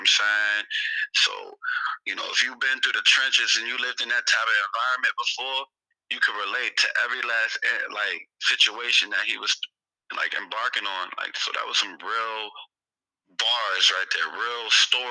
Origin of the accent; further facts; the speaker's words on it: Philadelphia, Pennsylvania, United States; now in Prince George's County, Maryland, United States; I'm originally from Philadelphia